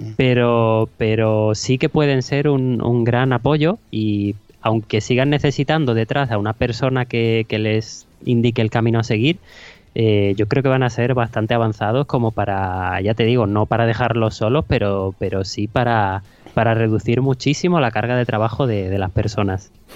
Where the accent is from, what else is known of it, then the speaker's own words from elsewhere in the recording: a small town in Huelva, Andalusia, Spain; había una, una, vacante en la televisión local de, mi pueblo, de un pueblecito de Huelva